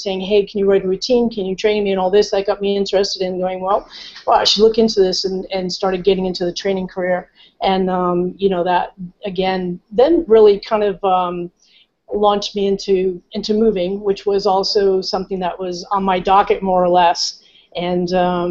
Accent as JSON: {"language": "English", "region": "Rhode Island", "country": "United States", "moved": "as an adult", "lives_now": "California, United States", "said": "I'm originally from the East Coast in Rhode Island"}